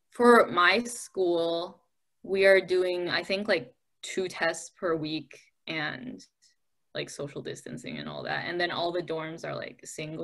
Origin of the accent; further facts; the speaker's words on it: Detroit, Michigan, United States; We are from Michigan. I am from